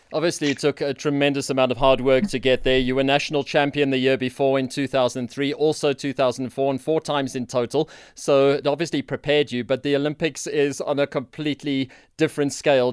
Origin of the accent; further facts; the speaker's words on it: South Africa; as a South African in that arena